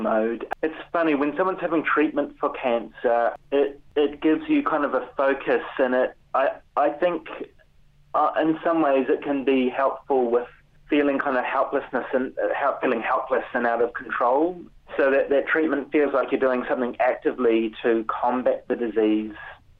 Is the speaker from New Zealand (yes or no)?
yes; New Zealand; moved away as an adult; now in United Kingdom; I'm a Kiwi